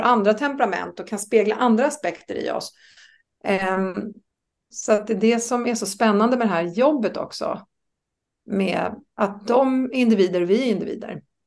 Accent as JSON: {"language": "Swedish", "town": "Österskär", "region": "Stockholm County", "country": "Sweden", "tie": "born or raised there", "also_born_or_lived": "Norrköping", "moved": "as an adult", "said": "jag är uppväxt i Österskär."}